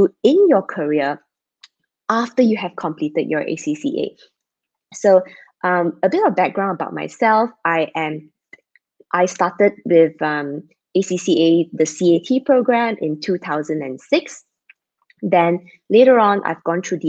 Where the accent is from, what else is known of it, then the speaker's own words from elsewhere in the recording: Malaysia; I'm Malaysian, based in Malaysia